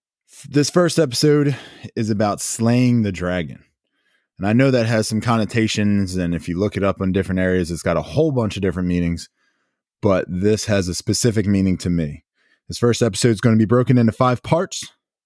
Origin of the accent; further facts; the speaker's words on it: Downingtown, Pennsylvania, United States; now in Maryland, United States; Where am I from? I'm from Downingtown, Pennsylvania. And now I live down here in Maryland.